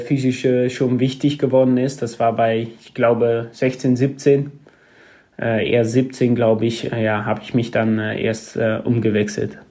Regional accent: Arnhem, Gelderland, Netherlands; German is a second language; moved away as an adult; also born or lived in Sittard; now in Germany; Ich komme selber aus Arnhem. Es ist ein Platz, ein Stadt in der, in der Nähe von Oberhause, näher an der Grenze. Ähm, ja, da, da bin ich groß geworden, bin da geboren

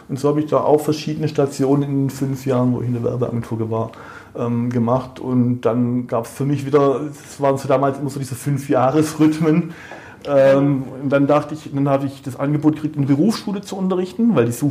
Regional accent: Baden-Württemberg, Germany; ich bin ja Schwabe

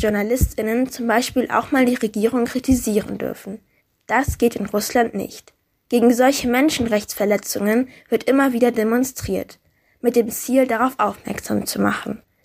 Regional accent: Germany; Bei uns in Deutschland

